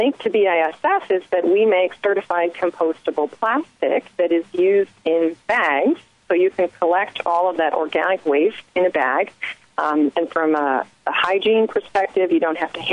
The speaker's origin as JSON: {"language": "English", "region": "Washington", "country": "United States", "moved": "yes", "said": "I'm originally from Washington State, so Seattle has a sweet spot in my heart here"}